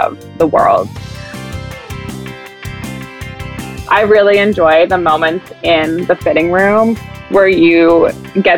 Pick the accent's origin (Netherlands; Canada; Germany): Canada; Edmonton, Alberta; a company based in Edmonton, Alberta, where my hometown is